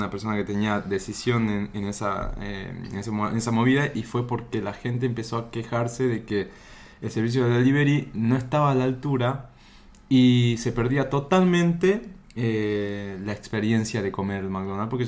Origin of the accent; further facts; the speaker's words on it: Salta, Argentina; born there; Yo nací en Salta y creo que ya todos se enteraron, ¿no?